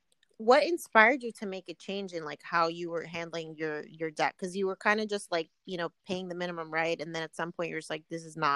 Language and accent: English; Elizabeth, New Jersey, United States; I also grew up in New Jersey